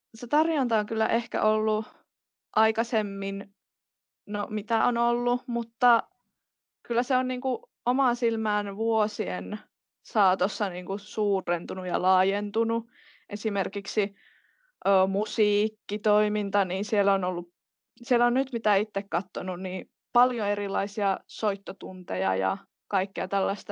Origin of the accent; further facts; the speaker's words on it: Kittilä, Lapland, Finland; moved away as an adult; now in Rovaniemi, Finland; Minä olen lähtöisin tuolta Kittilän kirkonkylältä ja siellä olen asunut koko pienen ikäni, kunnes tuota toissa syksynä muutin tänne Rovaniemelle yliopisto-opintojen perässä